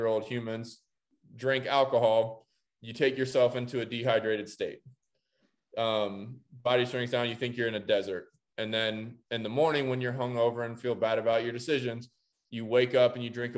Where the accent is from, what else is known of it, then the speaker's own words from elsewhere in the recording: Columbus, Ohio, United States; I'm from Columbus, Ohio.